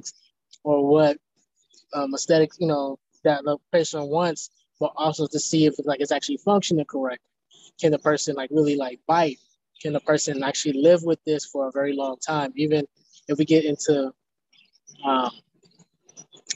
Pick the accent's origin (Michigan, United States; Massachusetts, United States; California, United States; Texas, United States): Texas, United States; Houston; I'm from Houston, Texas.